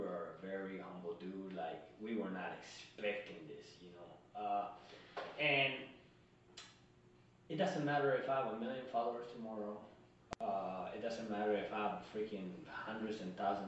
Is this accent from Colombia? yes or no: yes; Colombia; now in United States; I'm a kid from Colombia that came from nothing